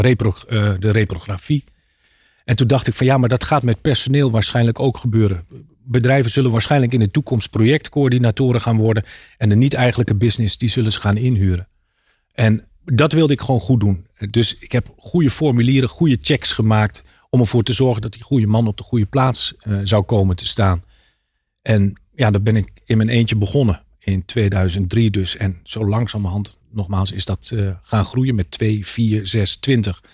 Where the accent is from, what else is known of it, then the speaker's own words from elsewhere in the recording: Apeldoorn, Gelderland, Netherlands; moved away as an adult; also born or lived in Harderwijk / Leiden / Rotterdam; Oorspronkelijk kom ik uit Apeldoorn. Ja. Daar heb ik tot mijn achttiende gewoond